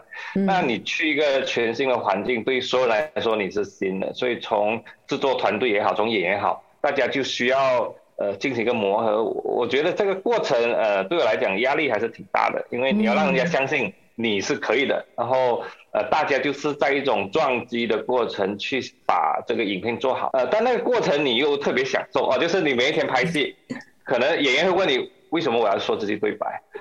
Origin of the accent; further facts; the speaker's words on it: Malaysia; 我们马来西亚人还是有一点点优势，因为我们懂的语言相对可能比较多